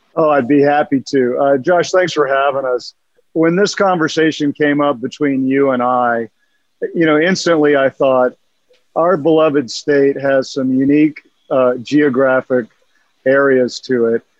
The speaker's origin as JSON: {"language": "English", "town": "Austin", "region": "Texas", "country": "United States", "tie": "born or raised there", "said": "Austin is my hometown"}